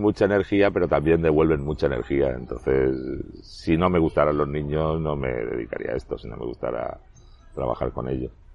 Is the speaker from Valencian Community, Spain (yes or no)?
yes; Elche, Valencian Community, Spain; also born or lived in Cartagena / A Coruña; Desde los 11 años estoy aquí. Me considero bastante ilicitano